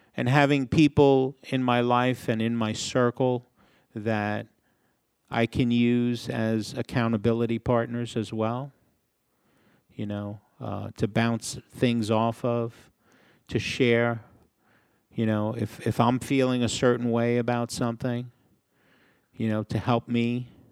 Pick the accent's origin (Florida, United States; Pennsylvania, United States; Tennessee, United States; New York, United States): New York, United States; New York City; I grew up in a small city in the Northeast. Maybe you've heard of it, New York City